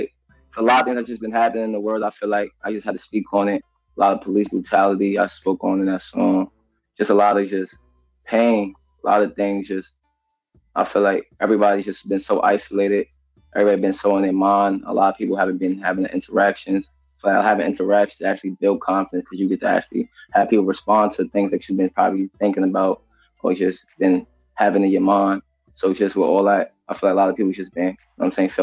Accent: New York City, New York, United States; I'm from Queens. Jamaica, Queens. Southside

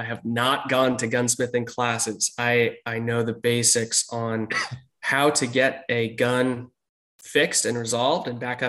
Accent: Portland, Oregon, United States; moved away; born and raised in Portland, Oregon. Grew up there, worked as an EMT, got married there, and loved Portland for a long time.

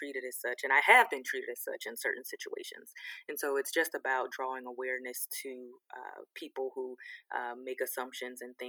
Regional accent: Sanford, Florida, United States; now in Atlanta, United States; I grew up actually in Sanford, Florida

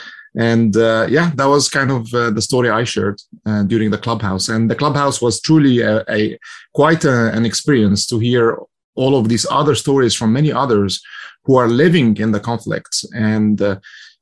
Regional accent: Egypt; now in United States; I'm from Egypt originally, and as I came to the U.S. in 1995

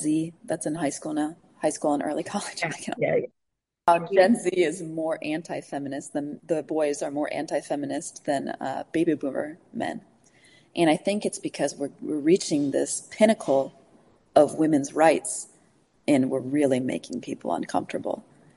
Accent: Chicago, Illinois, United States; I'm from Chicago, so my parents are there

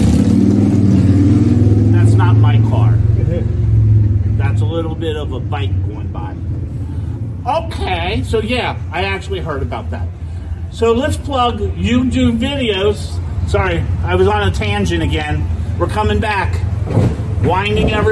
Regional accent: Cincinnati, Ohio, United States; I told him we're a German city.

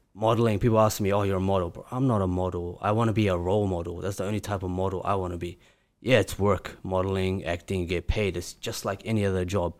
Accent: Grozny, Chechnya, Russia; now in Auckland, New Zealand; I live in Auckland, New Zealand. I'm originally from Chechnya, Grozny, which is in Russia.

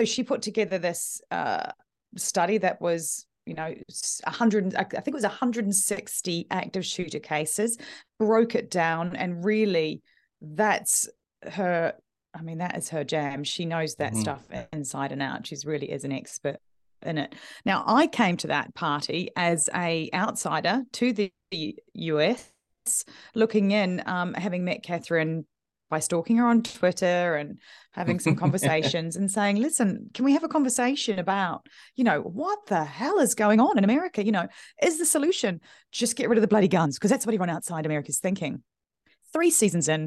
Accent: New Zealand; now in United Kingdom; I'm originally from New Zealand

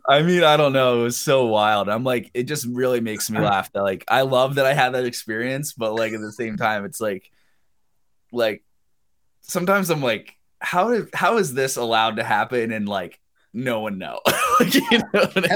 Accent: Pennsylvania, United States; moved away as an adult; I grew up in Pennsylvania

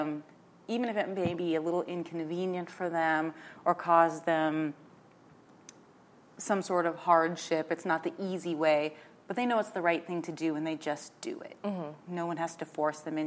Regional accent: South Dakota, United States; moved away as an adult; being raised on a farm and a ranch in rural South Dakota

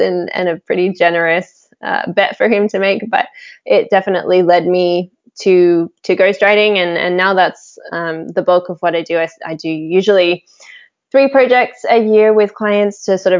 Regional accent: Australia; I grew up in Australia

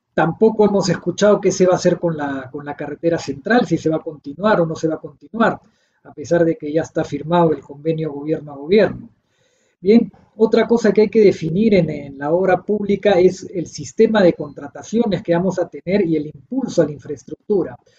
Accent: Peru; Yo soy peruano

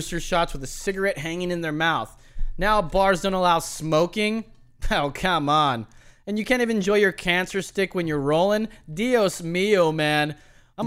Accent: California, United States; moved away; I come from California where you can buy liquor till 2 a.m.

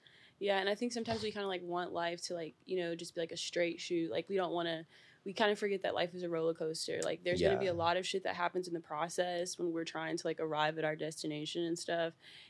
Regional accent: the South, United States; especially where I'm from, because I'm from the South.

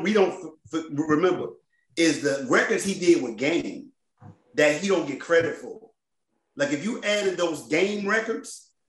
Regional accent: Washington, District of Columbia, United States; Growing up in D.C., in this region

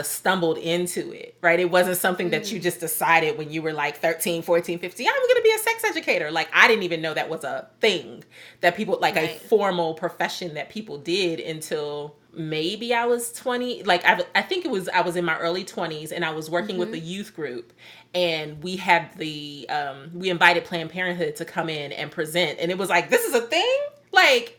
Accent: Midwest, United States; as a Midwesterner

